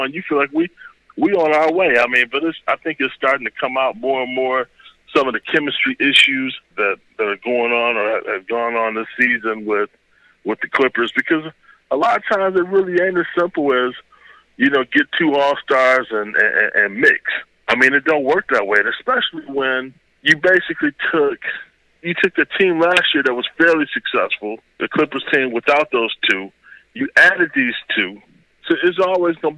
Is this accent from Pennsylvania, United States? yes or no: no; Cleveland, Ohio, United States; I'm from Cleveland, Ohio